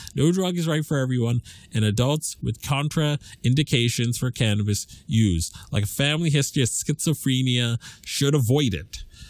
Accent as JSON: {"language": "English", "region": "Massachusetts", "country": "United States", "said": "my home state of legal Massachusetts"}